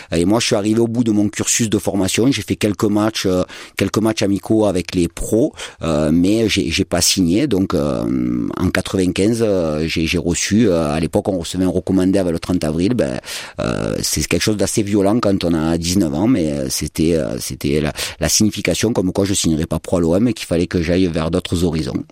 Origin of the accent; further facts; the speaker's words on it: Marseille, Provence-Alpes-Côte d'Azur, France; en tant que latéral gauche et en tant que Marseillais